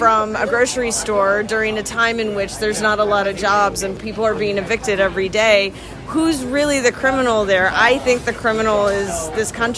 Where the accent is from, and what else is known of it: Atlanta, Georgia, United States; born or raised there; also born or lived in Nashville, Tennessee